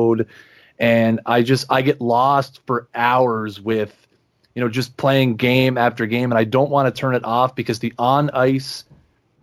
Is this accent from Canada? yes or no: yes; Canada; I'm Canadian